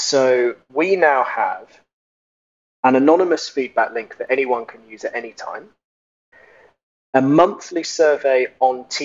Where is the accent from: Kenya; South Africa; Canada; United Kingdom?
United Kingdom; now in Germany; I'm British. I live in Germany.